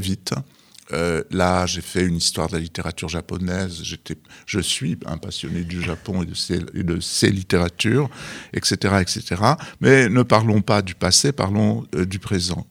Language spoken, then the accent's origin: French; Algeria; moved away; je suis né au Sahara et les arbres, c'était des palmiers